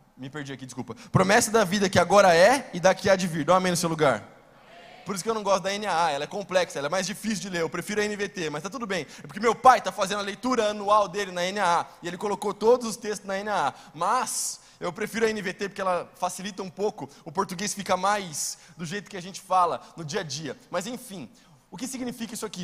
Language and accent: Portuguese; Brazil; nós aqui, nós não somos judeus, a gente é brasileiro